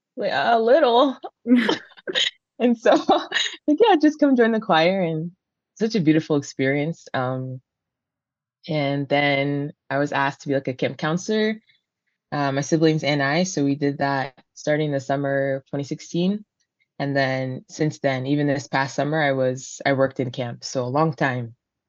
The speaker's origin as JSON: {"language": "English", "country": "Nigeria", "said": "There's 7 of us, and we're Nigerian, so our names aren't easy."}